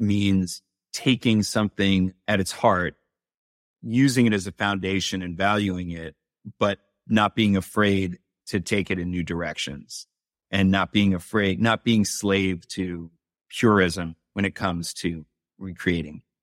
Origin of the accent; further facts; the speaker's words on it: New York City, New York, United States; I grew up in New York City.